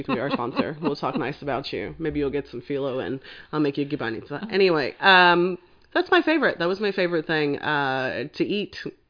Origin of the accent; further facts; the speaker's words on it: England, United Kingdom; family's Serbian, so we make a lot of Serbian dishes, and that's kind of what I grew up on, even though I grew up in England